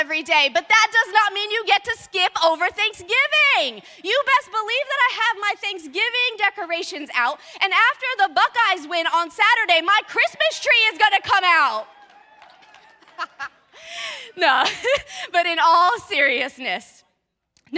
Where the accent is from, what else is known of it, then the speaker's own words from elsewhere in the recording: California, United States; moved away; I grew up in California